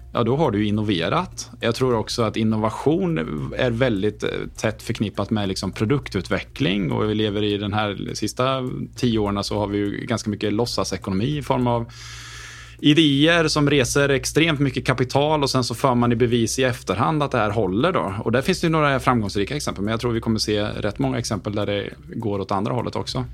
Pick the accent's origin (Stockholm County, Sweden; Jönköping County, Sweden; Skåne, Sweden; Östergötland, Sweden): Östergötland, Sweden; Åtvidaberg; moved away; also born or lived in Gothenburg; jag är född och uppväxt i Åtvidaberg